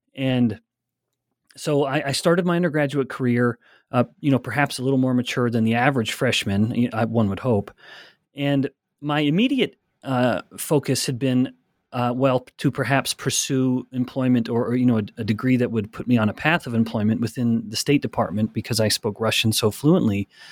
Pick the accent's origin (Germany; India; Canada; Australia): Canada; Alberta; I'm from Alberta, Canada. I, I, I was raised, born and raised in a very small town